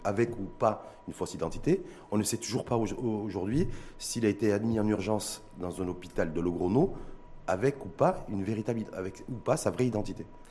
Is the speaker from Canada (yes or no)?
no; Morocco; chez nous, au Maroc